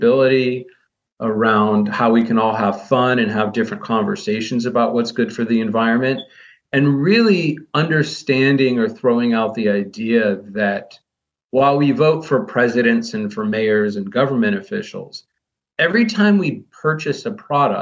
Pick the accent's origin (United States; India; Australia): United States; Midwest; I grew up in the Midwest.